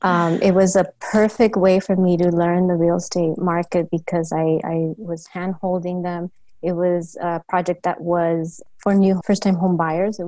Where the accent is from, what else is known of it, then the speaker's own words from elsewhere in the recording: Los Angeles, California, United States; also born or lived in San Diego; I eventually moved to LA, back to LA where I'm from. We're from the San Gabriel Valley area.